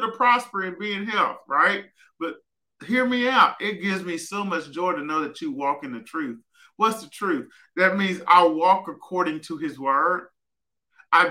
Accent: Southwest Arkansas, United States; growing up in Southwest Arkansas and seeing limited finances

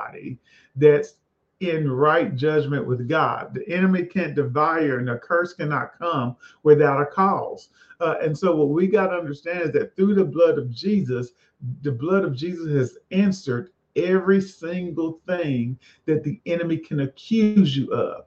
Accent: the South, United States; I'm a boy from the South

